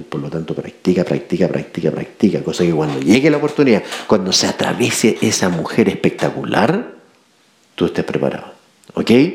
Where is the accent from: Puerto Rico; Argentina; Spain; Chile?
Chile; nos pongan el, a prueba como chilenos